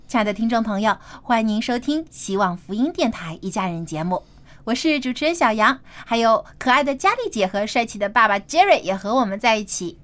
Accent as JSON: {"language": "Chinese", "country": "China", "said": "我们中国人"}